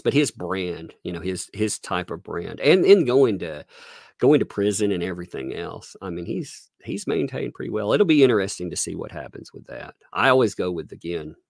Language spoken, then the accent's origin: English; southern USA, United States; accent: southern; I live in small town, southern USA